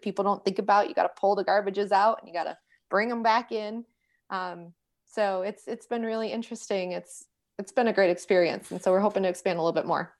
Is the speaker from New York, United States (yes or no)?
yes; New York, United States; now in Charlotte, United States; I'm from New York, so I do talk with my hands.